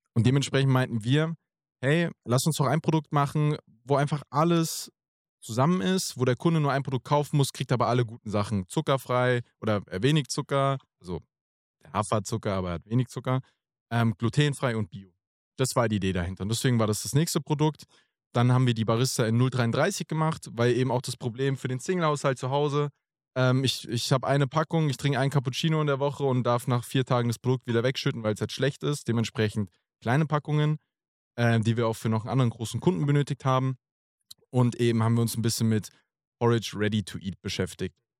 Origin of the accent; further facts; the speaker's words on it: near Frankfurt, Hesse, Germany; ich komme gebürtig auch äh, aus der Nähe von Frankfurt.